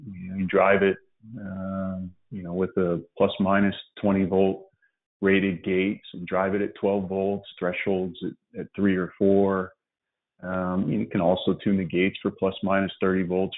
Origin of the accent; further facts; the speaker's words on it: Dallas, Texas, United States; also born or lived in West Virginia; We grew up in Dallas